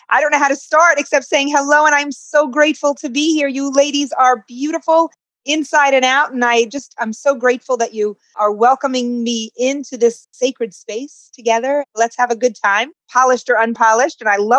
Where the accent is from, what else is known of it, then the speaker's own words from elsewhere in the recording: New York City, New York, United States; moved away as an adult; also born or lived in Florida; now in Israel; I was born in Brooklyn and loved it, was a child there, brother and a sister, and connected Jewishly and spiritually in a beautiful way. Not religious, you wouldn't call us religious or Zionists even